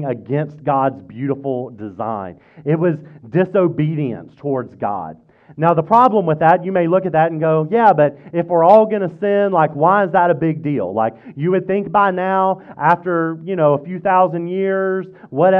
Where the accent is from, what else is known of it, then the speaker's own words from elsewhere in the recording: Mississippi, United States; now in Fredericksburg, United States; I grew up in Mississippi